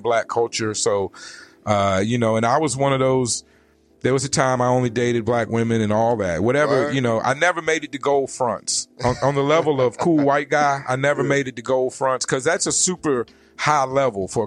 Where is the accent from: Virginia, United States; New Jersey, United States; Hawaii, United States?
Virginia, United States; Richmond; also born or lived in North Carolina; now in Arizona, United States; People wonder where I come from because of my dialect, and they don't think it's right that I come from Richmond, Virginia